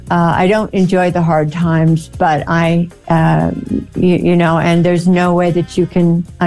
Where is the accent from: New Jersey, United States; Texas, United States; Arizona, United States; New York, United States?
Arizona, United States; You know, I'm a girl from Arizona. I'm 19 years old or something.